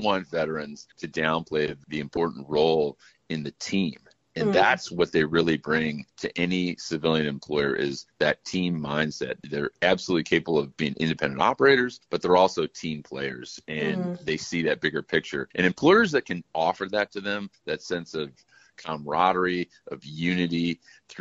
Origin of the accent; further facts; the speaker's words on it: Chicago, Illinois, United States; I'm from Chicago